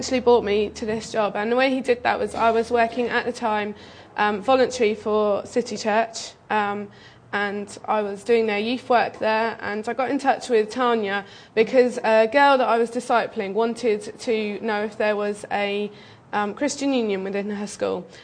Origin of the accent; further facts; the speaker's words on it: Bristol, South West England, United Kingdom; moved away as an adult; now in Kent, United Kingdom; I'm originally from Bristol. I came to Kent to study.